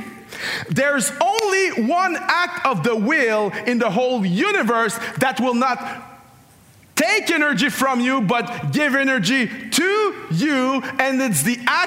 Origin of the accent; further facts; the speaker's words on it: Canada; I'm Canadian